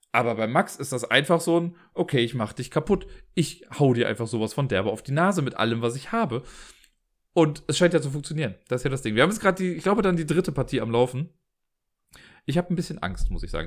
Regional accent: Cologne, North Rhine-Westphalia, Germany; accent: Kölsch; mit meinem Kölschen Akzent

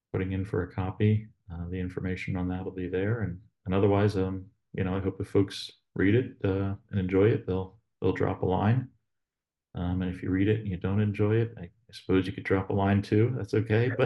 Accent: the Poconos, Northeast Pennsylvania, United States; now in Northern West Virginia, United States; I'm from Northeast PA, and originally up in the Poconos, but not very far from Allentown

